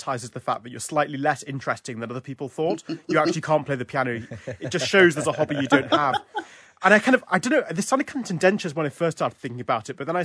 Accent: London, United Kingdom; as a Londoner

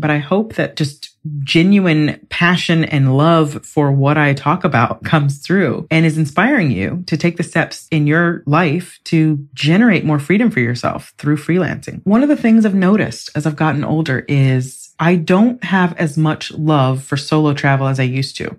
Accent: United States; moved away as an adult; now in England; I'm from the United States, very capitalist, very all about more

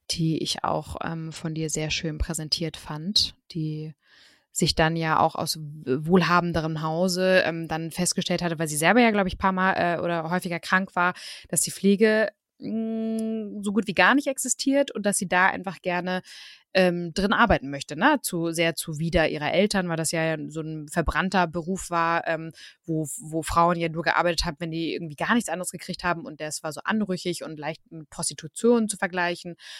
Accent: Germany; bei uns in Deutschland

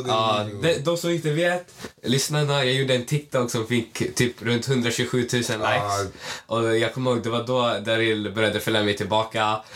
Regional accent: Malmö, Skåne, Sweden; jag är från Malmö, jag

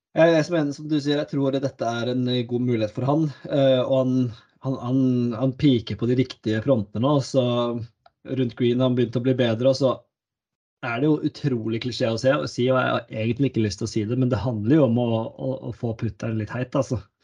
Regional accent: Norway; som nordmann

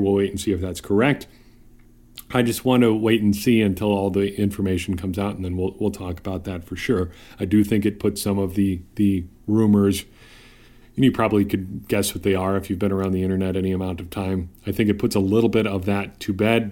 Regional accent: Wisconsin, United States; moved away; I'm going back to my home state of Wisconsin

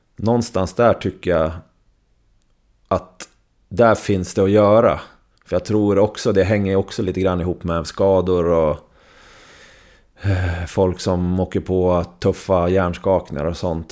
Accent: Surahammar, Västmanland, Sweden; also born or lived in Västerås, Sweden; now in Leksand, Sweden; jag växte upp med i Surahammar med Tommy Salo

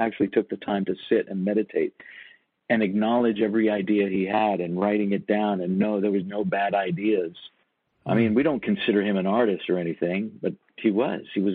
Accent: Toronto, Ontario, Canada; moved away as an adult; also born or lived in New York; I moved away from Toronto

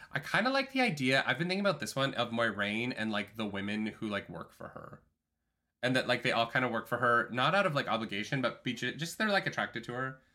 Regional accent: Calgary, Alberta, Canada; moved away; my hometown of Calgary

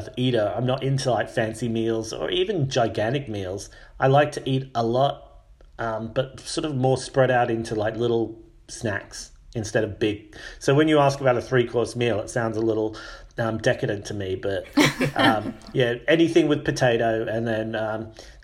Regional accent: Australia; moved away; also born or lived in United Kingdom / Mexico; I'm from Australia. And I've lived in the UK for a long time. I've lived in Mexico.

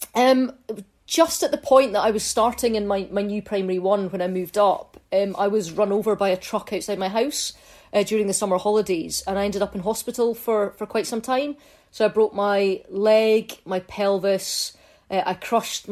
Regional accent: Fife, Scotland, United Kingdom; also born or lived in Scottish Borders; when I was about five, we moved up to Fife. So we lived in a small village. My primary school was in the village.

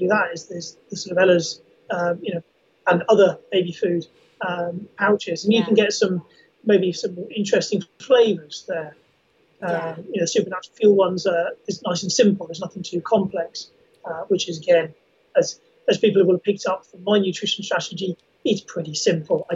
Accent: the Ridgeway, South West England, United Kingdom; I grew up on the Ridgeway, and I know the sort of latter sections of it, from sort of Uffington, Whitehall, Uffington Castle through to Avebury itself

